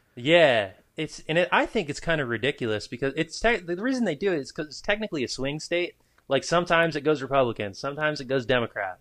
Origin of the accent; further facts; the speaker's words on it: New Hampshire, United States; I grew up in New Hampshire.